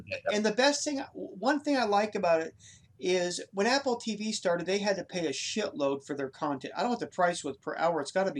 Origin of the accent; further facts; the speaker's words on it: Ireland; I'm the Irish guy, bro. I will know a four-leaf clover from a poppy.